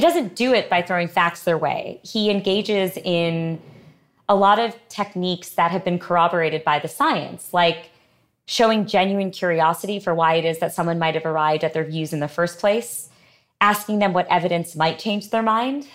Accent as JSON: {"language": "English", "region": "Connecticut", "country": "United States", "tie": "born or raised there", "said": "we grew up in, as I mentioned, in, in Connecticut"}